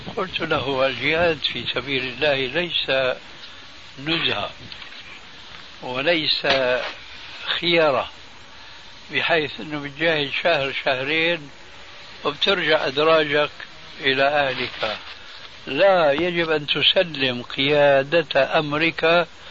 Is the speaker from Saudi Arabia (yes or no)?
no; Syria; عندنا في سوريا